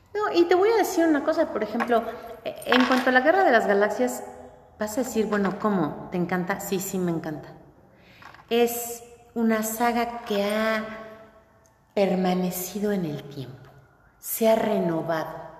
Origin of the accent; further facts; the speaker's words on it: Mexico; nosotros somos los mexicanos, con nuestras raíces.